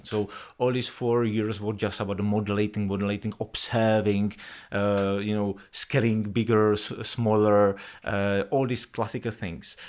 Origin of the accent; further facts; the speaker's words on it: Czechia; moved away as an adult; also born or lived in New York; I moved out from Czech Republic